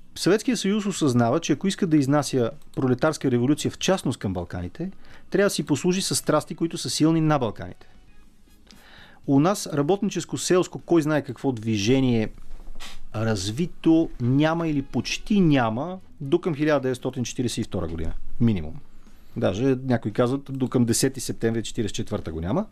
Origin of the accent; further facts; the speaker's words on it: Bulgaria; българите сме